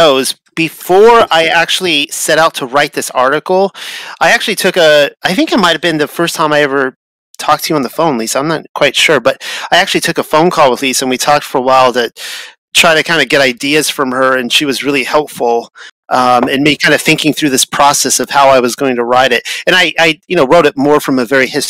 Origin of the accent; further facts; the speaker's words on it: Hawthorne, California, United States; I grew up actually in Hawthorne, California, where apparently Marilyn Monroe grew up